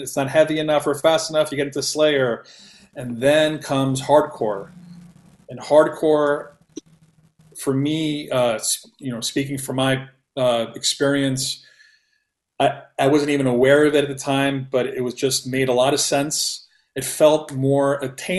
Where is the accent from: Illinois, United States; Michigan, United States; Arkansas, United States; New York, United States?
New York, United States; New York City; growing up in Queens, in New York City, I was born in 75